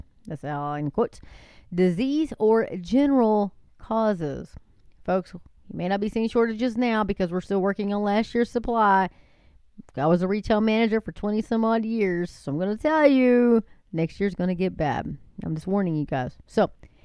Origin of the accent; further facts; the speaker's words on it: Texas, United States; I am a Texan, and yes, we love our guns, and we love our pickup trucks.